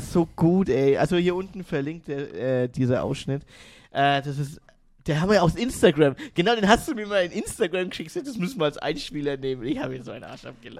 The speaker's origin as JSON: {"language": "German", "country": "Germany", "said": "bei uns in Deutschland"}